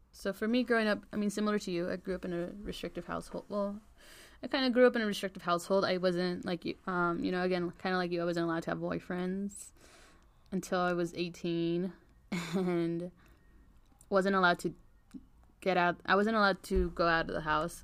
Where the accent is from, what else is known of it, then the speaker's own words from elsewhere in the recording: United States; our Mexican culture influenced us growing up in the States